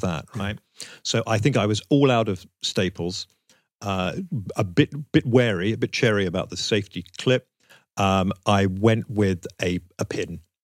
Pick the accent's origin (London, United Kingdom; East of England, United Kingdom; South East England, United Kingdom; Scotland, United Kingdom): East of England, United Kingdom; Southend-on-Sea; growing up in South End on Sea